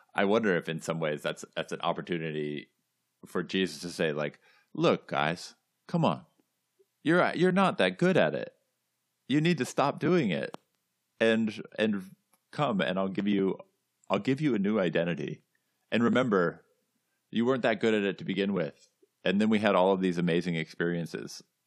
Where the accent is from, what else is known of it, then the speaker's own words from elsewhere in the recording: California, United States; moved away as an adult; now in New England, United States; I grew up in California.